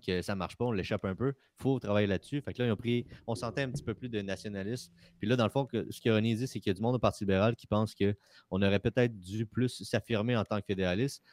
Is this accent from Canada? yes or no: yes; Quebec, Canada; je suis fier d'être Québécois